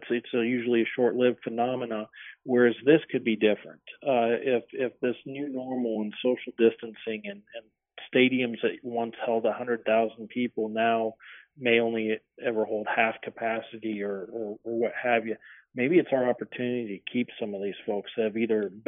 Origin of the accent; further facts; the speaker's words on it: Nebraska, United States; as a kid growing up in Nebraska, hunting on the Platte River